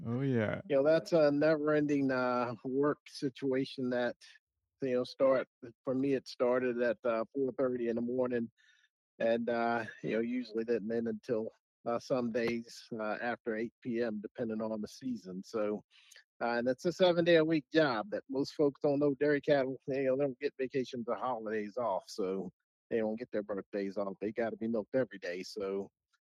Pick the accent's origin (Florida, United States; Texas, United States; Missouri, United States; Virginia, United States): Virginia, United States; my home state institution at Virginia Tech